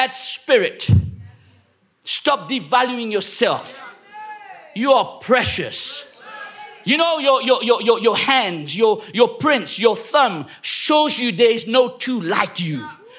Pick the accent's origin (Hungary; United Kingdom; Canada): United Kingdom; England; I was raised up in England